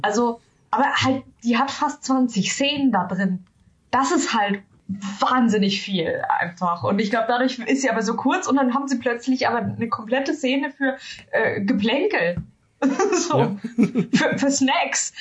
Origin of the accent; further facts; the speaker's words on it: Germany; als Deutsche